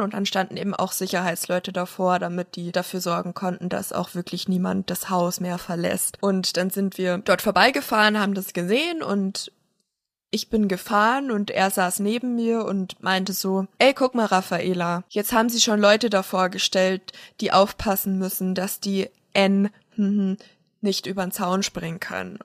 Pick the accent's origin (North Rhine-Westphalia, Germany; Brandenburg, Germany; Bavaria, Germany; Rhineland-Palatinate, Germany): Bavaria, Germany; Munich; also born or lived in Wasserburg; ich komme aus München, dann komme ich daher